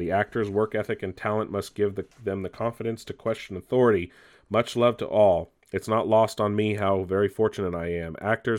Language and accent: English; Australia; I use cuss words because I do, and I'm Australian. It's who I am.